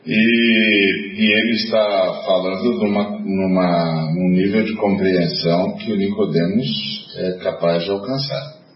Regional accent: Brazil; a hora que eles viram que eu era brasileiro

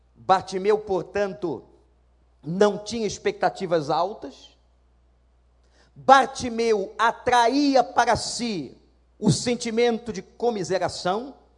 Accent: Rio de Janeiro, Brazil; Lá na Praça Seca tinham dois cinemas onde eu fui criado

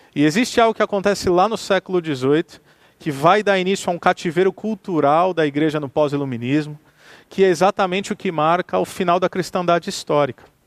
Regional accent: Santos, São Paulo, Brazil; now in Campo Mourão, Brazil; eu sou brasileiro eu sou paulista, eu sou de Santos, litoral de São Paulo. Vivo em Campo Mourão, o que é também uma outra experiência cultural. Quando me movo da minha cidade natal de Santos

